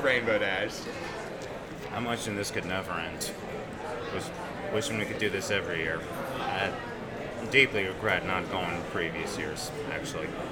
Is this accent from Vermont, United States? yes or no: yes; Vermont, United States; born and raised in Vermont